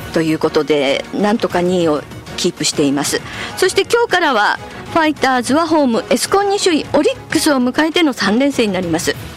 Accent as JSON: {"language": "Japanese", "region": "Hokkaido", "country": "Japan", "said": "北海道民"}